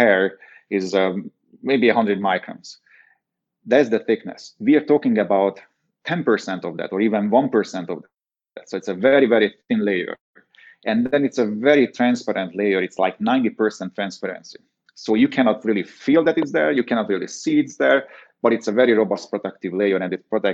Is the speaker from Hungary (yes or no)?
yes; Hungary; moved away; growing up in Hungary, I was always involved in the business